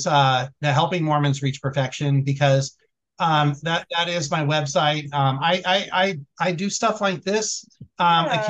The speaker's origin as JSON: {"language": "English", "area": "Bay Area", "region": "California", "country": "United States", "tie": "born or raised there", "also_born_or_lived": "Boise, Idaho", "moved": "as an adult", "lives_now": "Oklahoma, United States", "said": "my hometown in the Bay Area. I went to high school with …"}